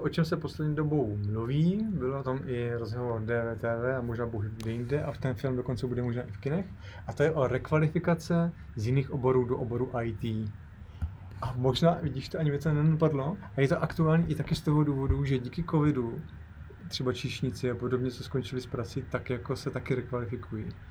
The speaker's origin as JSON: {"language": "Czech", "town": "Ostrava", "region": "Moravian-Silesian Region", "country": "Czechia", "said": "ostravský horník, od, odkud pocházím"}